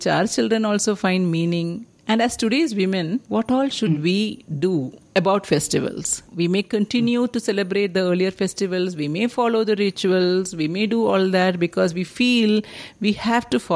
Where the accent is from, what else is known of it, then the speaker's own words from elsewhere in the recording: Kerala, India; moved away as an adult; now in Bangalore, India; I grew up in Kerala.